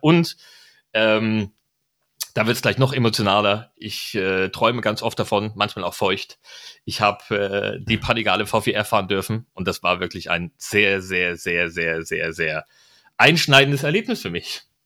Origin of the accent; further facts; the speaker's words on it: East Germany, Germany; moved away; mein Herz schlägt Ostdeutsch. Ich mag die Leute dort, ich komme aus der Ecke